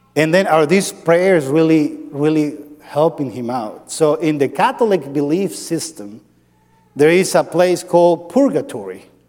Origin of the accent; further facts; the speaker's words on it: Andes, Venezuela; moved away; I grew up in, in Venezuela. I'm from Venezuela